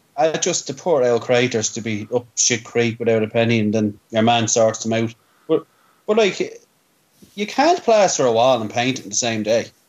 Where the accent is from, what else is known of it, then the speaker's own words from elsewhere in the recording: Ireland; as Irish people